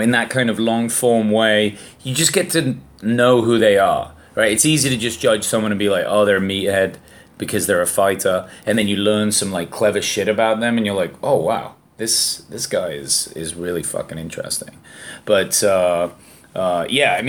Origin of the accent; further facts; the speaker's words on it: England, United Kingdom; being English